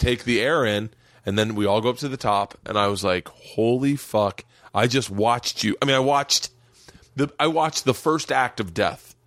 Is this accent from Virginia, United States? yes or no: no; Florida, United States; growing up in Florida